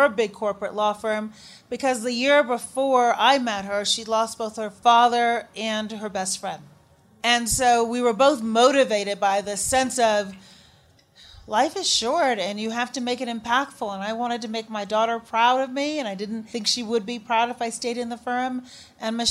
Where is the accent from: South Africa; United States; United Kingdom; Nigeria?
United States; Chicago, Illinois; also born or lived in Shiraz, Iran; Chicago. He said, did you grow up here? Yep, sure did.